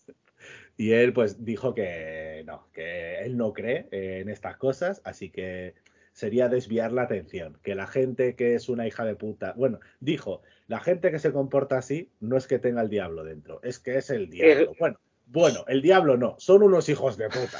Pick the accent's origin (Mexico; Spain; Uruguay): Spain; Extremadura; que soy de Extremadura